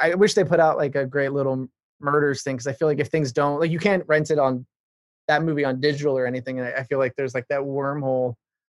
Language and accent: English; Ireland; I grew up in Ireland. My parents are evangelical missionaries.